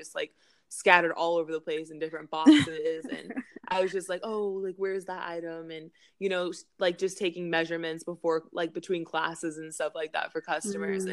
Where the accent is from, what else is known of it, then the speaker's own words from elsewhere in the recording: Denver, Colorado, United States; I'm from Denver, Colorado.